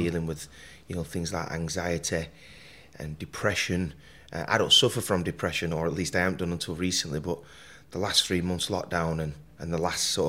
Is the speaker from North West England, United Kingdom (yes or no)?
yes; Burnley, North West England, United Kingdom; I was born in Burnley, Lancashire.